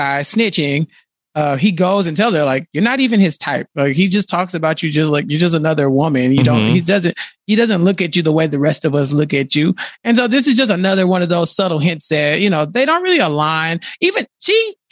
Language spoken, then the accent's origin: English; Texas, United States; I'm from Texas.